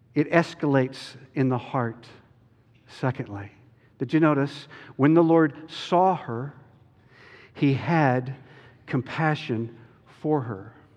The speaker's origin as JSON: {"language": "English", "town": "Chapel Hill", "region": "North Carolina", "country": "United States", "tie": "born or raised there", "moved": "yes", "said": "I grew up in Chapel Hill"}